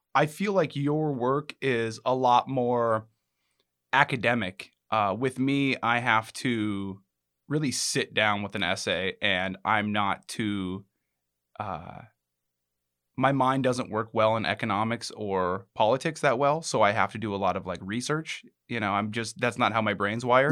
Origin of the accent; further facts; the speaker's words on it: Alaska, United States; I'm from Alaska